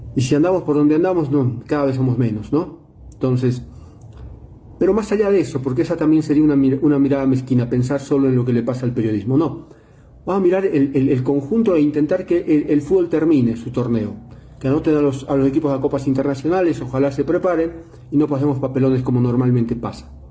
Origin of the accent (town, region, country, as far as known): Bolivia